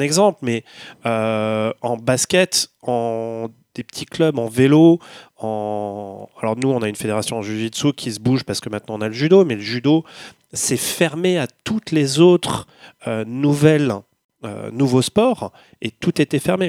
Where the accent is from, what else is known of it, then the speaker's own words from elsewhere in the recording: Paris, Île-de-France, France; Moi, je suis parisien, je vis à Paris